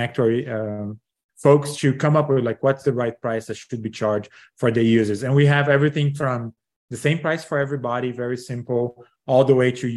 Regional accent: Brazil; moved away; I'm originally from Brazil, graduated from business school

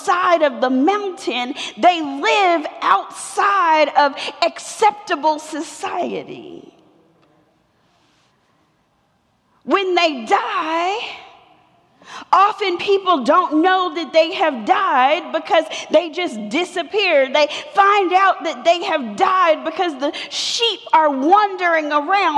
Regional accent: Atlanta, Georgia, United States; I'm from Atlanta. I was born two blocks from here at what used to be Crawford Long Hospital

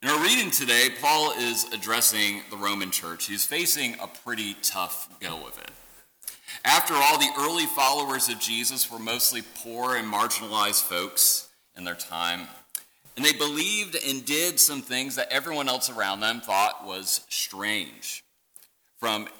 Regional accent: central Michigan, United States; I grew up in central Michigan

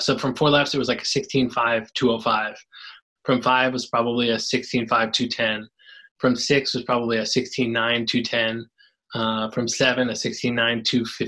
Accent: California, United States; now in Iowa, United States; I was born in California

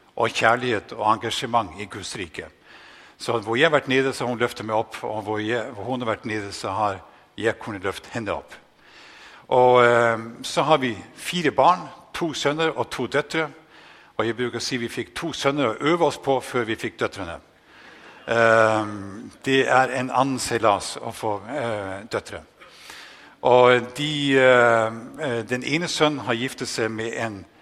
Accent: Northern Norway, Norway; accent: Northern Norwegian; moved away; also born or lived in Denmark; nesten helt ekstremt dialekt nordnorsk, fordi det er det eneste jeg har med meg

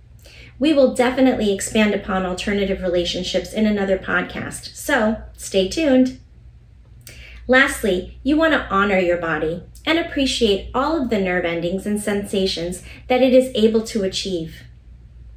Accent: United States

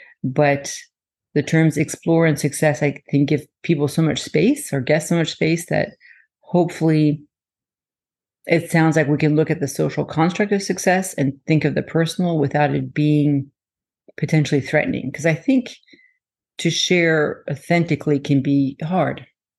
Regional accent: France; My whole family lives in France, and I lived in France. I was born in France and lived there for a while. So I may be more of a French, not Canadian, but that accent.

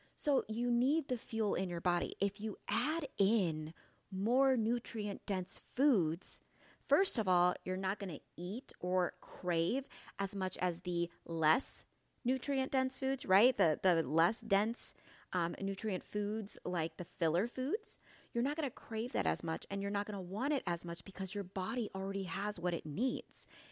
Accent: Midwest, United States; I'm from the Midwest

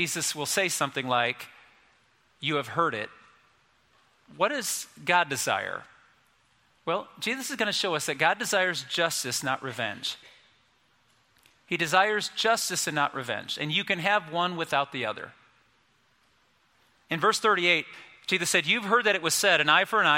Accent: United States; we're American.

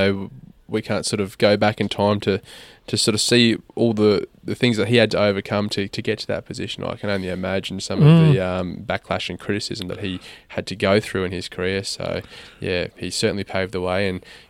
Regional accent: Toowoomba, Queensland, Australia; in his hometown, or my hometown of Toowoomba.

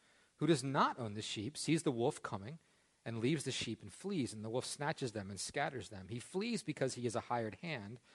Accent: Parker Ford, Pennsylvania, United States; I grew up here in Parker Ford.

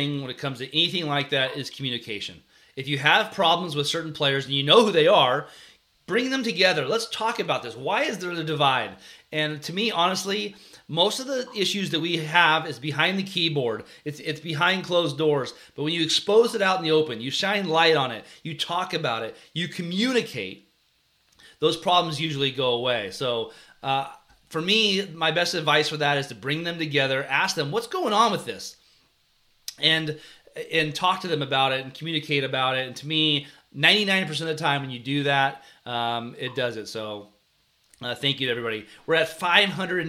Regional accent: California, United States; We're from California

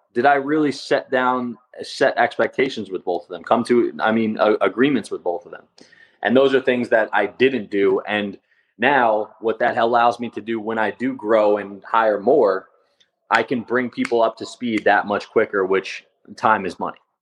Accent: Long Island, New York, United States; I grew up in Long Island

